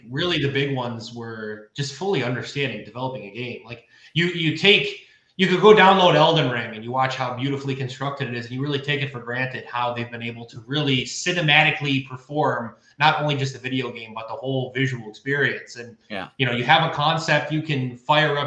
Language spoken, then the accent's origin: English; Buffalo, New York, United States; I'm from Buffalo, New York. I'm a very blue collar guy